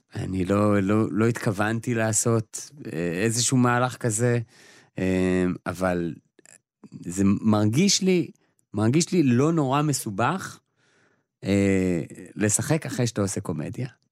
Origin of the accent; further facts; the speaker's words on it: Israel; אנחנו אה, כישראלים